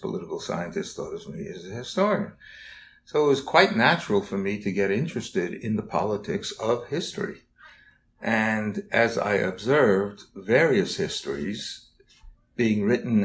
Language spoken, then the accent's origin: English; New York City, New York, United States; as a child growing up in the Bronx in New York